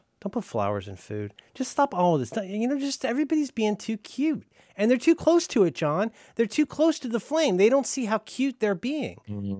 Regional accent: Florida, United States; I say this to people all the time when I talk about how I'm from Florida, mostly, and how, like, when I was a kid, Texas and Southern California were the two places where all the crazies were.

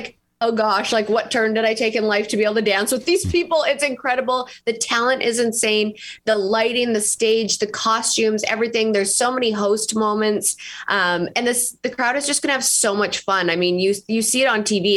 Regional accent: Canada; moved away as an adult; now in Nashville, United States; I'm from Canada originally. And then I moved to Nashville about 6 years ago and I've been there ever since

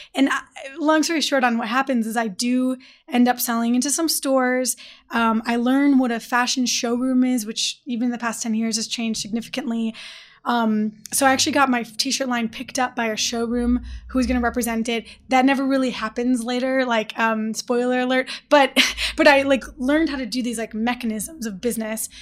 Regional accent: Detroit, Michigan, United States; I'm from Detroit

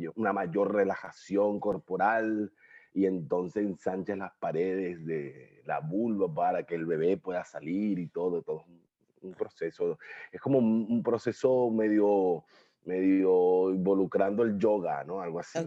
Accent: Guarenas, Miranda, Venezuela; moved away as an adult; also born or lived in Guatire / Caracas; now in Asunción, Paraguay; nací en Guarenas, me crié en Guarenas, Guatire, Caracas, lo que llamamos la Gran Caracas

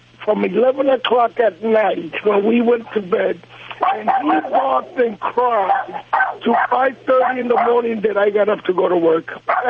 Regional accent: New York, United States; Well, I'm originally from New York with Puerto Rican ancestry.

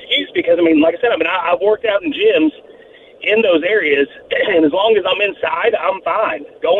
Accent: Texas, United States; now in Tennessee, United States; I'm actually a Texan.

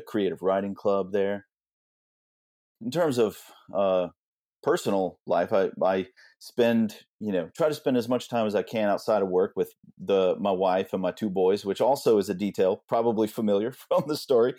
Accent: Austin, Texas, United States; now in Houston, United States; I've lived in Houston for a while now, maybe a couple decades, but I grew up in Austin, but I've lived all around the state.

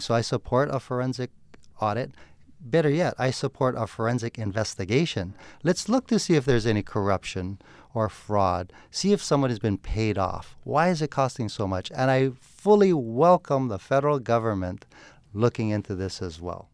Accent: Honolulu, Hawaii, United States; I'm born and raised in Honolulu. I've lived here my entire life.

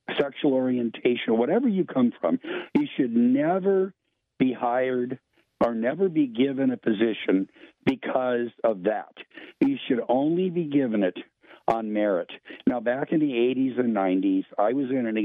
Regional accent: United States; growing up as an American, raised by a family that taught me to be totally self-reliant

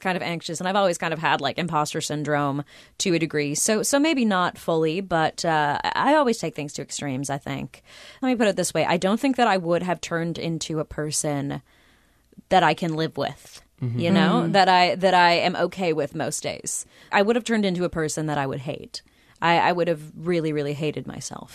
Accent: Los Angeles, California, United States; I grew up in Southern California where there are pools everywhere.

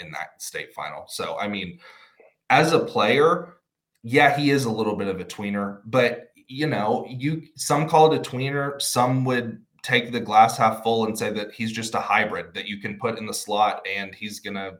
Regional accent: Liberty, Texas, United States; my hometown Liberty Panthers

